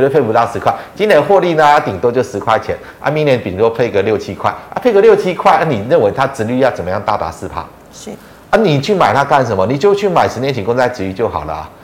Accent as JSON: {"language": "Chinese", "country": "Taiwan", "said": "我们是台湾人"}